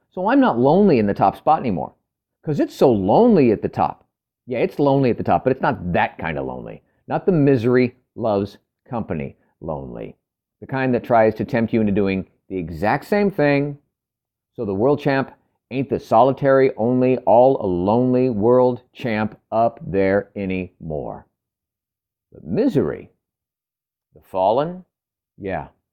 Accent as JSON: {"language": "English", "region": "California", "country": "United States", "tie": "born or raised there", "moved": "as an adult", "said": "I'm from California for the first thirty years of my life"}